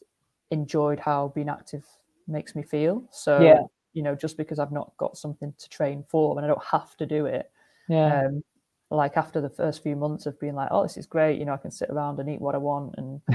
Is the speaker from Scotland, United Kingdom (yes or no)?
no; Wigan, North West England, United Kingdom; I'm from Wigan